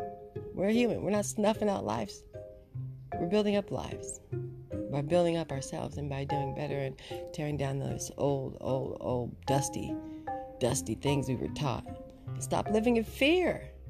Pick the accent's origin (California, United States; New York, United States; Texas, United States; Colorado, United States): California, United States; Inglewood; also born or lived in Oxnard; Okay, I'm from Inglewood and Oxnard.